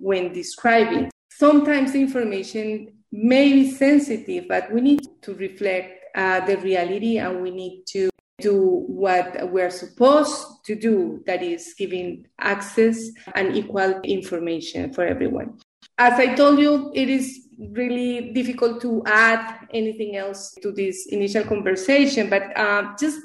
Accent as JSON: {"language": "English", "country": "Colombia", "tie": "born or raised there", "second_language": "English", "moved": "yes", "lives_now": "United States", "said": "I was born in Colombia originally"}